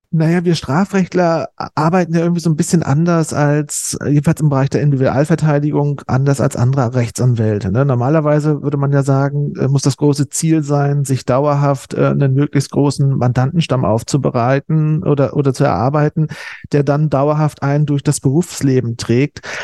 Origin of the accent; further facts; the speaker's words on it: East Germany, Germany; moved away as an adult; also born or lived in Osnabrück, Germany; now in Berlin, Germany; da ich aus dem Osten komme, äh, so in Wendezeiten das Abitur abgelegt habe, noch mit einer spezifischen DDR-Ausbildung